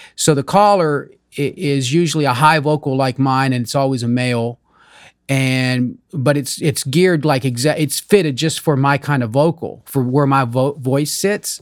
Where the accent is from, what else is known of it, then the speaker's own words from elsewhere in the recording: Kentucky, United States; English is a second language; also born or lived in Amish community (birthplace unspecified); my home state, Kentucky. Mm-hmm. Even though I wasn't born here, I call it home because I grew up here